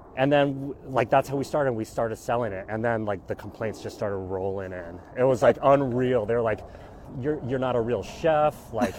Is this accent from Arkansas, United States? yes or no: yes; Arkansas, United States; now in Washington, D.C., United States; We grew up, like I was born in Arkansas, just me and my sister. My parents were Chinese immigrants.